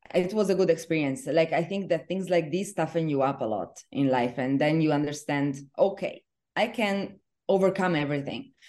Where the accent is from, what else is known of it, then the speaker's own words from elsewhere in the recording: Venice, Veneto, Italy; moved away as an adult; now in Dubai, United Arab Emirates; I am originally from Venice, Italy